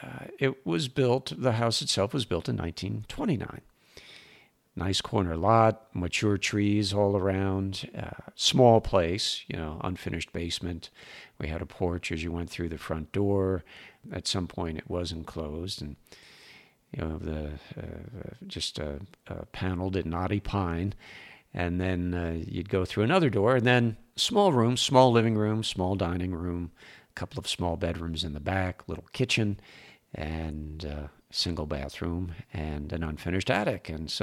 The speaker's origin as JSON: {"language": "English", "town": "Rahway", "region": "New Jersey", "country": "United States", "tie": "born or raised there", "also_born_or_lived": "North Carolina", "said": "Now, I was born in North Carolina. My dad was doing a hitch at Fort Bragg. He was in the Army. And when I was three, he finished up, and my mom and dad moved back to New Jersey."}